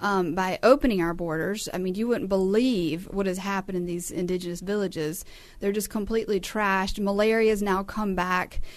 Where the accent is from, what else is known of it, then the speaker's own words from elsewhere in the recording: United States; We as the American people of the United States